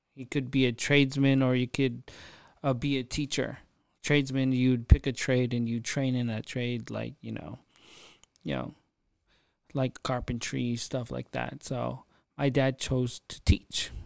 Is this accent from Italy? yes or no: no; Philippines; I'm Filipino, and so is my father.